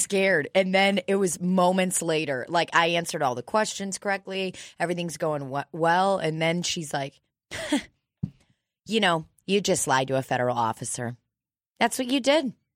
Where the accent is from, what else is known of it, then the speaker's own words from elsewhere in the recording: United States; I am an immigrant, but I've been here since I was, like, a fucking baby.